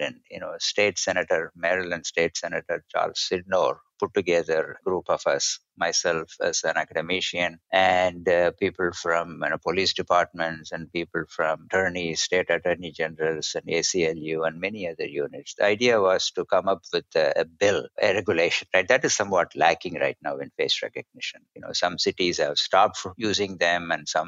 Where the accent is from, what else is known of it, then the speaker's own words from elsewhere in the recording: India; when I was growing up in India